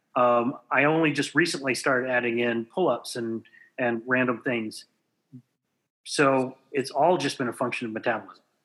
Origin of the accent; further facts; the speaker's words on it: Southwest Texas, United States; I grew up in Southwest Texas where beef was just a staple